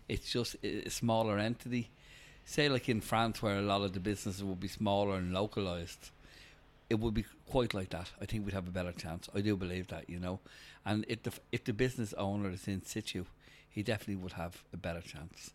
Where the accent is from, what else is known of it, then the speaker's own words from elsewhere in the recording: Dublin, Leinster, Ireland; originally I grew up in Bald's Bridge